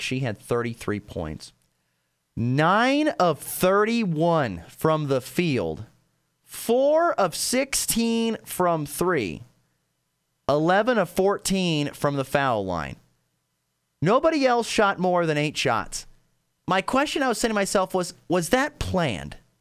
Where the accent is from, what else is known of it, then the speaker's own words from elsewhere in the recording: Nebraska, United States; Growing up in Nebraska